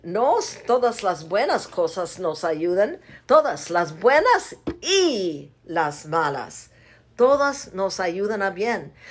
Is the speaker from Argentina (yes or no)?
no; United States; Spanish is a second language; moved away as an adult; now in Zacatecas, Mexico; Soy parte gringa